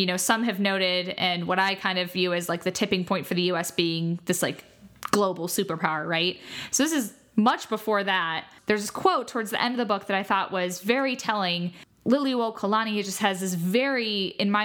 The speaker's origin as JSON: {"language": "English", "country": "United States", "said": "as an American"}